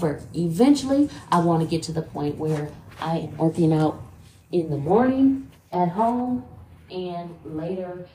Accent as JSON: {"language": "English", "town": "Toledo", "region": "Ohio", "country": "United States", "tie": "born or raised there", "said": "from my hometown in Toledo"}